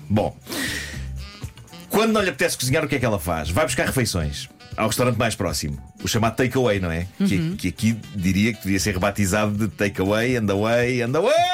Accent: Lisbon, Portugal; now in Parede, Portugal; É, se calhar existe. onde nasci.

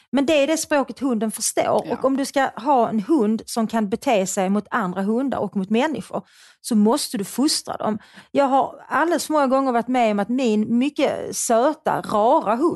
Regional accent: Skåne, Sweden; accent: Scanian; Jag pratar skånska.

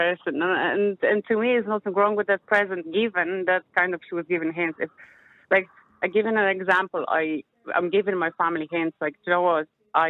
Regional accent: Poland; now in Ireland; I'm Polish.

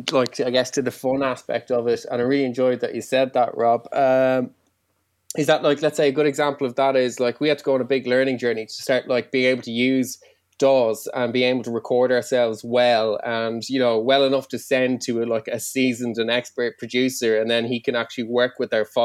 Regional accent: Ireland; first language Irish; English is a second language; I was raised uh, Irish, my first language

